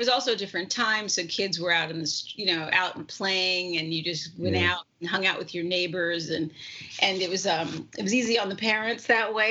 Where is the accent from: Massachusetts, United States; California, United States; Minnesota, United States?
California, United States; Santa Monica; I grew up not that far from the beach and kind of a very beach culture. Santa Monica is a very beachy culture, particularly where I was, place. And especially when I grew up there